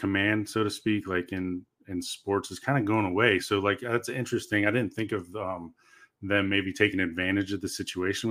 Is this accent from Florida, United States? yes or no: yes; Florida, United States; moved away; I'm from Florida originally, and so I grew up just surfing